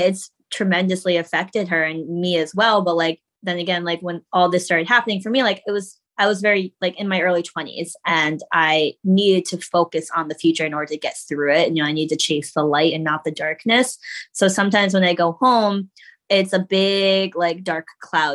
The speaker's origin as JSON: {"language": "English", "region": "Connecticut", "country": "United States", "tie": "born or raised there", "moved": "yes", "lives_now": "New York, United States", "said": "I grew up in Connecticut"}